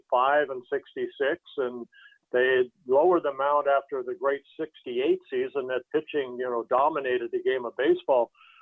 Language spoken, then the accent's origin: English; Southern California, United States; I grew up in Southern California.